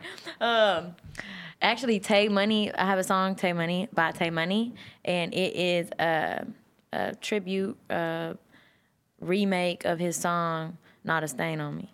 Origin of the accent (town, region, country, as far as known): Texas, United States